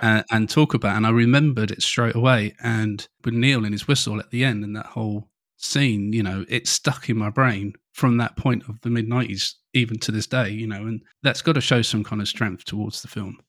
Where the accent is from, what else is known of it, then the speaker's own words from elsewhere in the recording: England, United Kingdom; being an English person